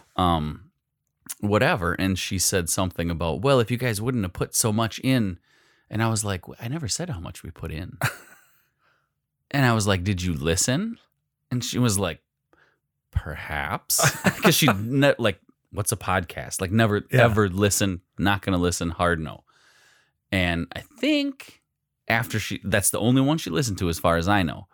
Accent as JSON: {"language": "English", "town": "Phillips", "country": "United States", "tie": "born or raised there", "said": "growing up in Phillips"}